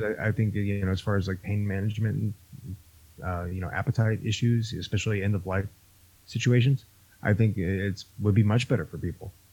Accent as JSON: {"language": "English", "region": "Florida", "country": "United States", "said": "I'm from Florida"}